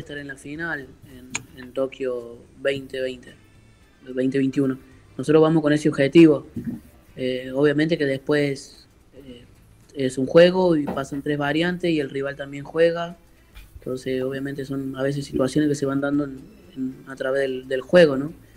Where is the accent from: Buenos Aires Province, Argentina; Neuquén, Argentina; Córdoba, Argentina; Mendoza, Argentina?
Córdoba, Argentina; moved away as an adult; now in Santa Fe, Argentina; soy cordobés, pero vivo en Santa Fe hace cuatro años, hace dos años